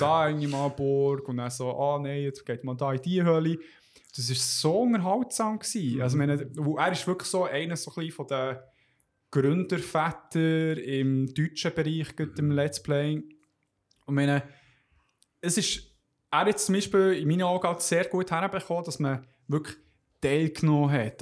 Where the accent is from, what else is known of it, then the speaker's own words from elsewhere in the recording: Switzerland; bei uns in der Schweiz